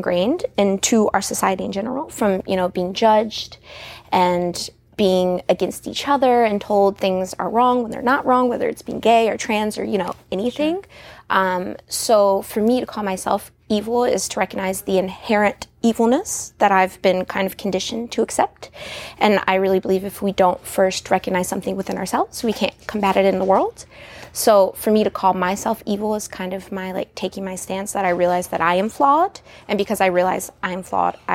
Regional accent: Shenandoah Valley, Virginia, United States; I'm from the Shenandoah Valley

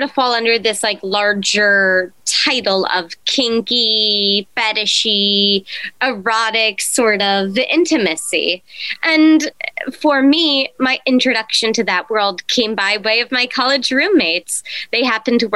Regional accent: East Coast, United States; also born or lived in Ireland; now in Nevada, United States; I was born in Ireland, but I primarily did grow up on the East Coast

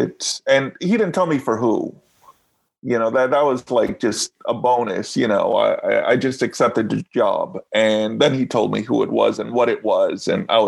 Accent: New York City, New York, United States; I'm originally from New York City and went to film school. Fortunately, I had a film school in my high school

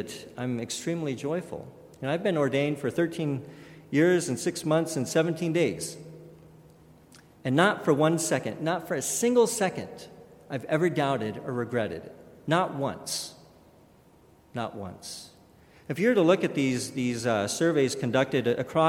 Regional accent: Kellogg, Idaho, United States; growing up in St. Rita's Catholic Church in Kellogg, Idaho, a very, very small town

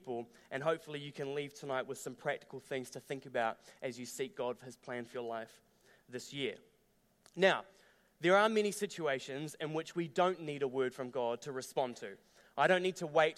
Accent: Dunedin, Otago, New Zealand; now in Christchurch, New Zealand; I grew up down in Dunedin

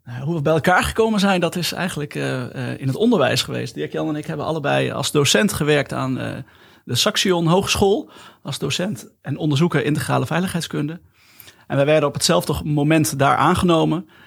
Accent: Nijmegen, Gelderland, Netherlands; now in Eefde, Netherlands; Ik ben geboren in Nijmegen

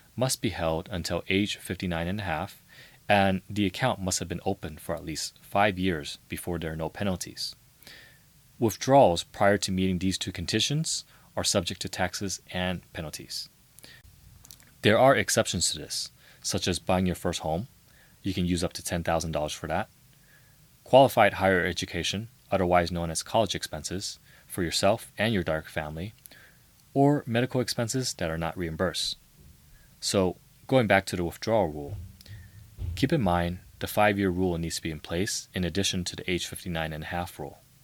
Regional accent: San Francisco, California, United States; I grew up in the heart of San Francisco

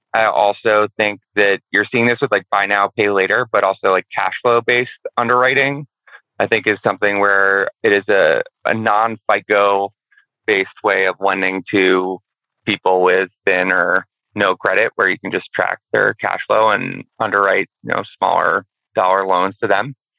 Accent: Boston, Massachusetts, United States; I'm from Boston

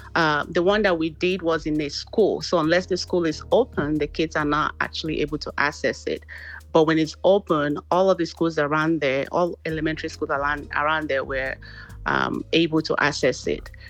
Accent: Nigeria; moved away as an adult; now in Texas, United States; originally I'm from Nigeria. I actually moved down to US um, in 2005 to join my husband

